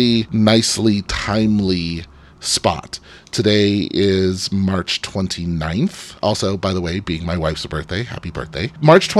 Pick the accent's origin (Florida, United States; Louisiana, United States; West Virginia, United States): Louisiana, United States; New Orleans; I was born in New Orleans